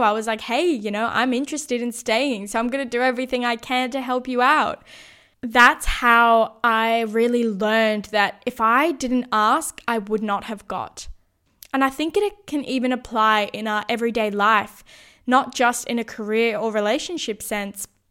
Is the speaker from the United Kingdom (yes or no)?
no; Sydney, New South Wales, Australia; moved away as an adult; also born or lived in Brisbane; needed to move back to Sydney, my hometown